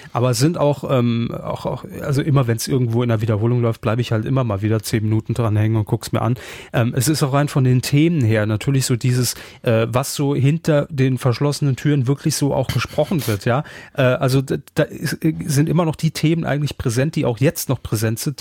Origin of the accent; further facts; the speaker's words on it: Saarland, Germany; als Saarländer